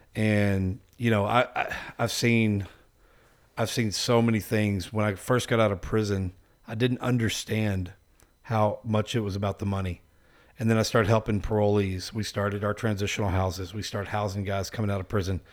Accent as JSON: {"language": "English", "region": "Texas", "country": "United States", "said": "I'm from Texas"}